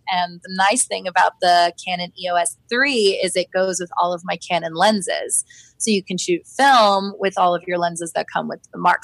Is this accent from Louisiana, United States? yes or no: no; Florida, United States; now in Washington, DC, United States; I'm from Florida